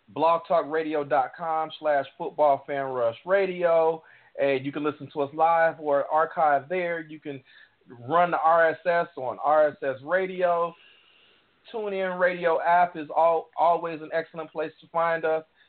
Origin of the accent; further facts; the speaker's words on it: Chicago, Illinois, United States; I grew up in Hyde Park